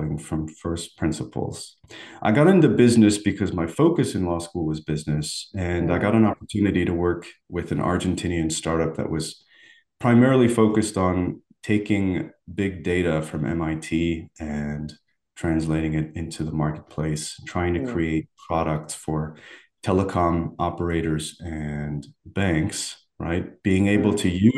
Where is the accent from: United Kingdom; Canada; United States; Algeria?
Algeria; Algiers, Algiers Province; moved away; I was born and raised in Algeria, in the city of Algiers